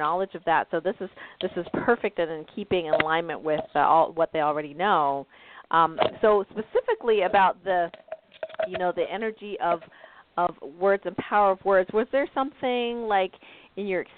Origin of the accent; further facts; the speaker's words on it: Canada; now in United States; I'm from Canada originally, and now I live in the States.